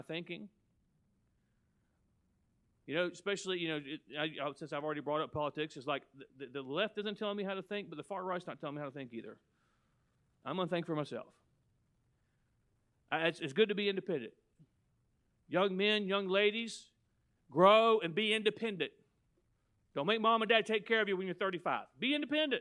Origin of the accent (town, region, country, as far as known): United States